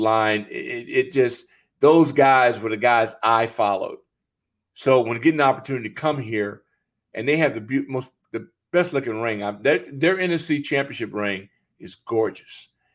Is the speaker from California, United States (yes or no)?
yes; California, United States; born or raised there; moved away